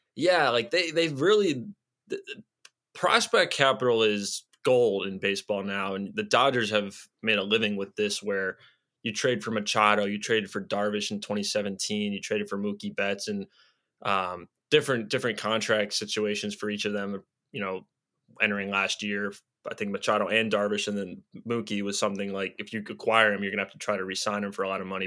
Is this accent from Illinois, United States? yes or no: yes; Chicago, Illinois, United States; I grew up here